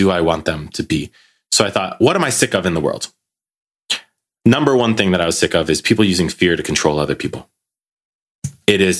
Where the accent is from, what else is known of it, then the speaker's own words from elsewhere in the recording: United States; now in Belgium; living in Belgium, being American